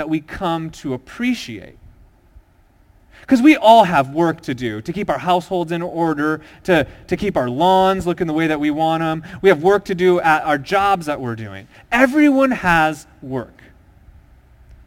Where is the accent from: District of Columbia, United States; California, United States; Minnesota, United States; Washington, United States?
Minnesota, United States; I grew up in a small town in Minnesota